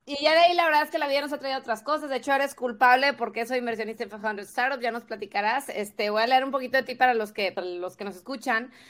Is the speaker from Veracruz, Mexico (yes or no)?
no; Tampico, Tamaulipas, Mexico; Tavo es de Tampico, igual que yo